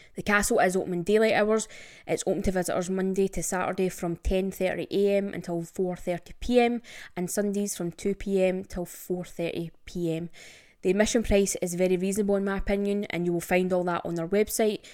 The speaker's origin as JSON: {"language": "English", "region": "Scotland", "country": "United Kingdom", "said": "I'm Scottish and never been to Loch Ness."}